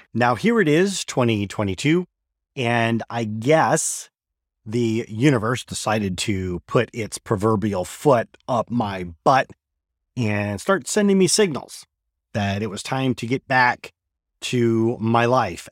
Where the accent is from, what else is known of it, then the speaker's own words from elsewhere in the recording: Michigan, United States; moved away; After twenty years, I've returned to my native Michigan, and I'm looking to reconnect with my home state